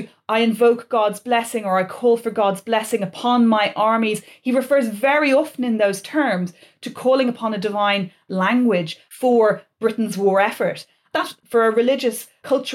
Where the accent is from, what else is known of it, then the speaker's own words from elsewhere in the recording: Ireland; moved away; I come from Ireland, it's a republic